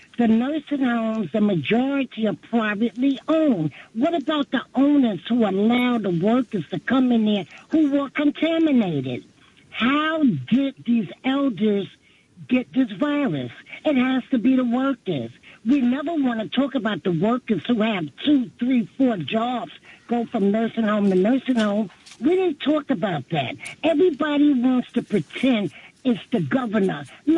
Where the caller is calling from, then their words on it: New York City, New York, United States; I'm from Brooklyn, New York.